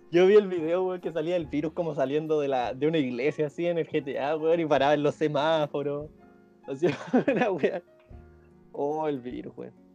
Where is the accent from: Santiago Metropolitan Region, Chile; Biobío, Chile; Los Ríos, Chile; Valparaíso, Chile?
Santiago Metropolitan Region, Chile; Puente Alto; somos tres hueones de Puente Alto